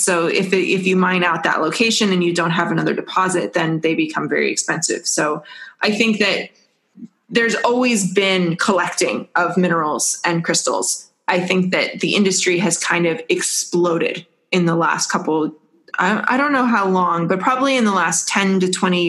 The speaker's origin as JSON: {"language": "English", "region": "Washington", "country": "United States", "tie": "born or raised there", "said": "So I grew up around Mount St. Helens, and I definitely, as a small child, tried to steal rocks from Mount St. Helens."}